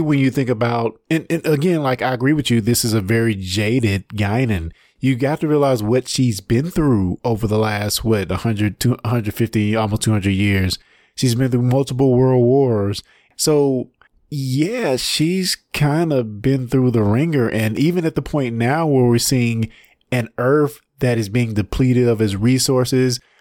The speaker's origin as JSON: {"language": "English", "region": "Mississippi", "country": "United States", "said": "I'm from Mississippi"}